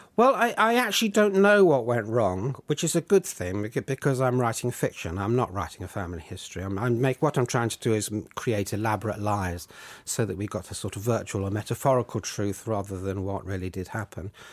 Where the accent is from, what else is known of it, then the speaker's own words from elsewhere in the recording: Surrey, South East England, United Kingdom; in the village where I grew up in Surrey